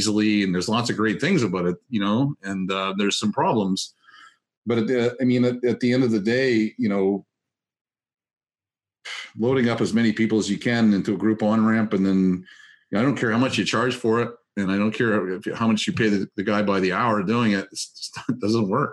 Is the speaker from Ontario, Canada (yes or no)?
no; Gaspé, Quebec, Canada; moved away; back where I grew up in Gaspé